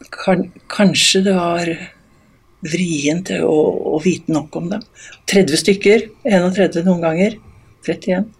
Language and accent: Norwegian; Eastern Norway, Norway; now in Voss, Norway; Som østlending